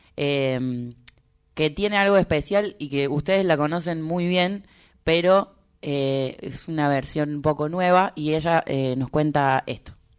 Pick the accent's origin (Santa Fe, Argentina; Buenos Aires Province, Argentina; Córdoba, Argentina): Córdoba, Argentina; now in Buenos Aires, Argentina; soy un pajuerano porque soy cordobés